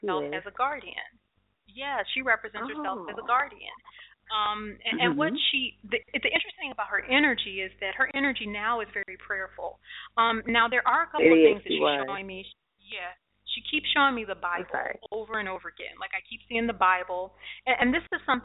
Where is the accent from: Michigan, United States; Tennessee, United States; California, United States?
Michigan, United States; Detroit; that's my hometown.